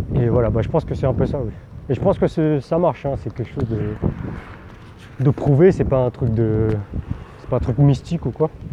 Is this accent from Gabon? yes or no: no; France; first language Teochew; je parlais français parce que bah, j'étais, je suis né en France et j'étais dans un environnement français